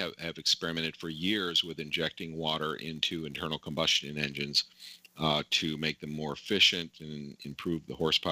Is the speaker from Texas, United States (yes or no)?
no; New Port Richey, Florida, United States; I grew up in Newport Richey